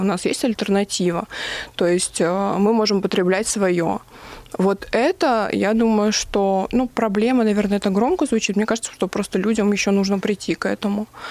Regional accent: Vladikavkaz, North Ossetia–Alania, Russia; прославлять свою родину, откуда я родом

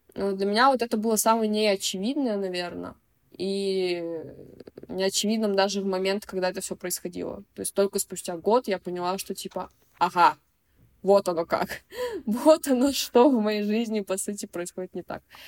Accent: Chelyabinsk, Chelyabinsk Oblast, Russia; moved away as an adult; now in Moscow, Russia; я родилась сама в Москве и в два месяца переехала в Челябинск.

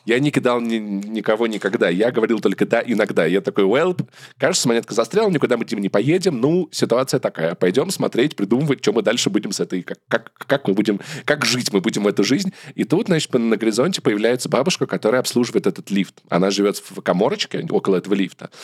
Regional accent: Russia; moved away; also born or lived in Yerevan; вообще мы из России

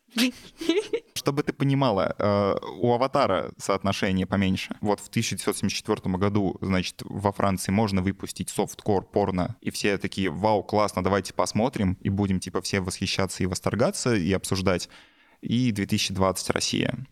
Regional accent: Belarus; я вот как белорус

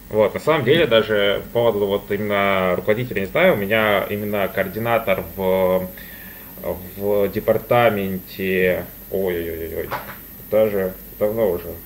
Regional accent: Donetsk, Donetsk Oblast, Ukraine; moved away as an adult; now in Voronezh, Russia; я из Донецка, вот в Донецке учился в колледже

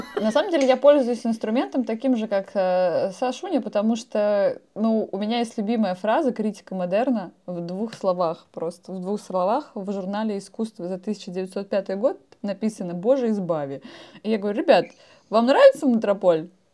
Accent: Moscow, Russia; мое большое признание в любви Москве, где я родилась

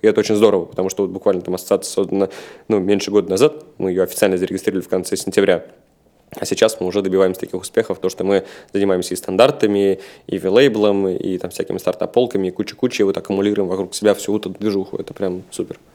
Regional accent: Saint Petersburg, Russia; Я рос в Санкт-Петербурге, я сам родом из Питера

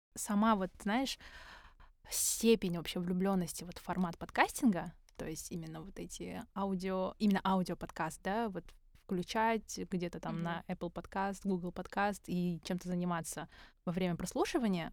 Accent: Karaganda, Karaganda Region, Kazakhstan; мы из Караганды обе

